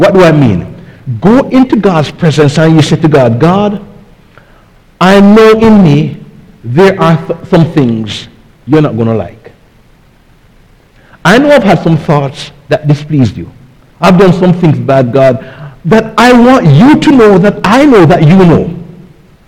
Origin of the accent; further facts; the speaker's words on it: Jamaica; now in United States; when I was growing up in Jamaica